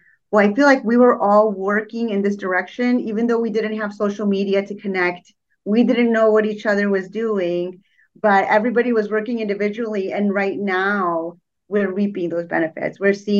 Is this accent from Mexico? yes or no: yes; Mexico; now in Chicago, United States; Now, when I first came to Islam, I remember looking for a masjid in Mexico. I'm from Mexico.